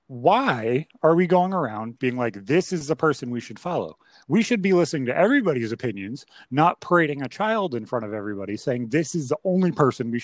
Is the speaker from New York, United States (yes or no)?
yes; upstate New York, United States; with us being from upstate New York